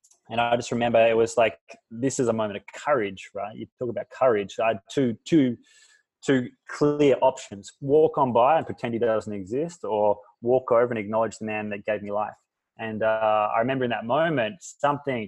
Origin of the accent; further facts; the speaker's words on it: Fremantle, Western Australia, Australia; moved away as an adult; now in Bali, Indonesia; I was born in Fremantle with a single mother who worked her ass off